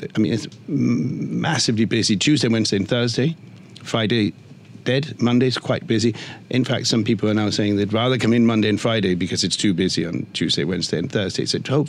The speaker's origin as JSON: {"language": "English", "country": "Denmark", "said": "In Copenhagen, I'm from Denmark, in Copenhagen, during winter, the whole of Nyhavn is full of outdoor seating with heaters and blankets"}